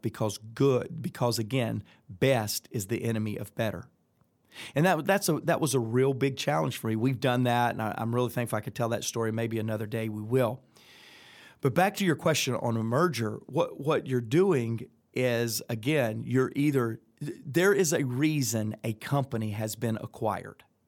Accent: Atlanta, Georgia, United States; accent: Southern; I'm from Atlanta, Georgia

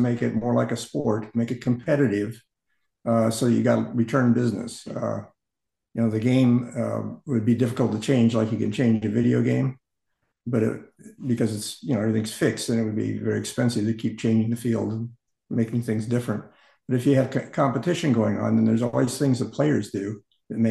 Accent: Phoenix, Arizona, United States; I grew up in Phoenix

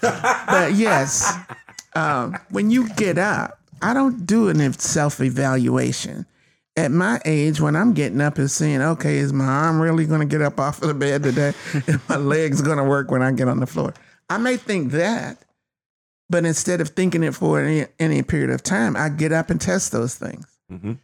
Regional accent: North Carolina, United States; I was born in North Carolina, one of the most racist places you could have been at that time.

